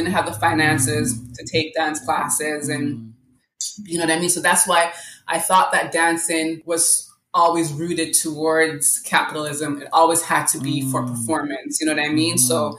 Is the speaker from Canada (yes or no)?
yes; Canada; also born or lived in Jamaica; Well, I was born in Jamaica. I came to Canada at 8 years old.